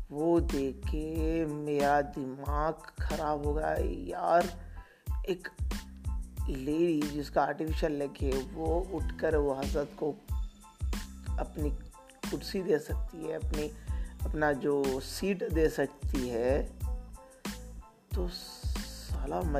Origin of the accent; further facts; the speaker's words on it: Telangana, India; I am travelling to Hyderabad because basically मैं तेलंगाना से हूँ तो हैदराबाद ट्रैवल कर रहा था